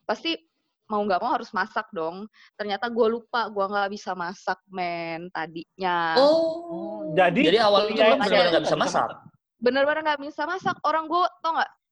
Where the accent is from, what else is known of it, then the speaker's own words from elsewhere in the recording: Palembang, South Sumatra, Indonesia; also born or lived in Jakarta; gue dari Palembang Jakarta masih oke okay karena bisa jajan